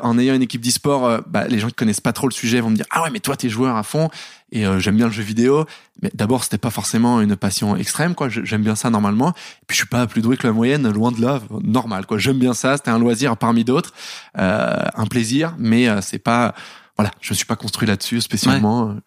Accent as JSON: {"language": "French", "town": "Paris", "region": "Île-de-France", "country": "France", "tie": "born or raised there", "said": "j'ai grandi à Paris, dans le dixième"}